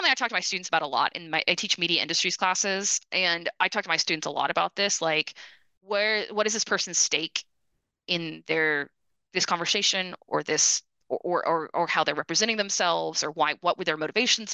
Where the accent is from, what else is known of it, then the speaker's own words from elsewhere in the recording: United States; also born or lived in Austin, Texas / Detroit, Michigan / Brazil; now in Dallas, United States; as an American